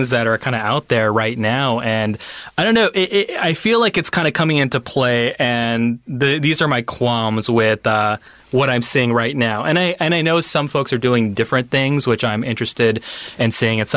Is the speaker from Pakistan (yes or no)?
yes; Pakistan; my experience as a Pakistani Muslim